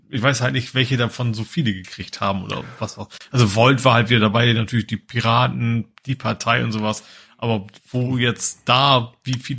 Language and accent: German; Lohne, Lower Saxony, Germany; Ja, mit Herz steht bei, Lohne auch, also wo ich herkomme.